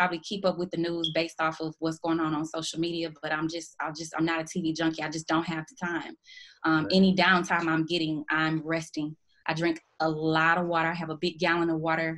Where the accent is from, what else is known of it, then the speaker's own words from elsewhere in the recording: Houston, Texas, United States; I grew up in Houston, Texas, born and raised.